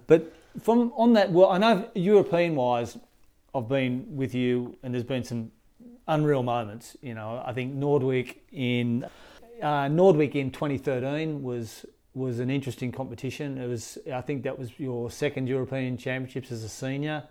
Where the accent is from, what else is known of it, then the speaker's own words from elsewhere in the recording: Australia; I'm an Aussie